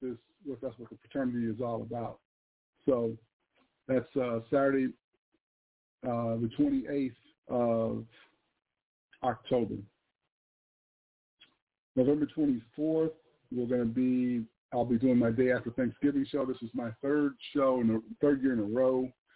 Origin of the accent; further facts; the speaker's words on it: Lansing, Michigan, United States; Lansing, Michigan, my hometown.